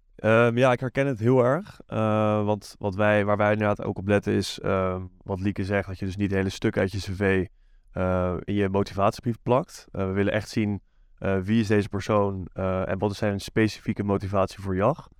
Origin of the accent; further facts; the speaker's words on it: Amsterdam, North Holland, Netherlands; Ik kom uit eh, Amsterdam